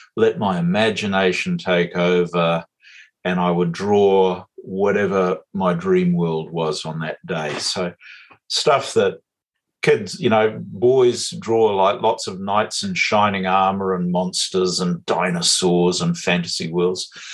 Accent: west coast of Canada, British Columbia, Canada; now in Muriwai Beach, New Zealand; on the west coast of Canada, where I grew up

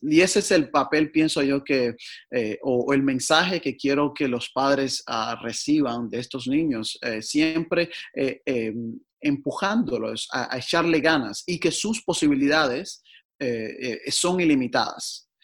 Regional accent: Cuba; moved away as an adult; now in Portland, United States; nací en Cuba

